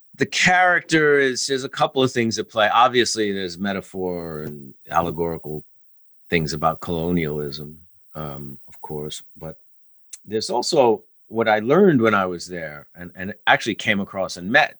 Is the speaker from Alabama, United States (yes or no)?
no; New York, United States; as a New Yorker